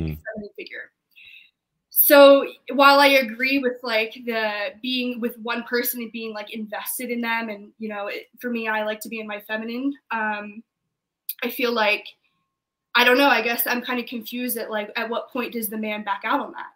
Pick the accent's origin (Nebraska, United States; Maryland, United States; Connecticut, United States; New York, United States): Maryland, United States; moved away; I'm from Maryland, so I went home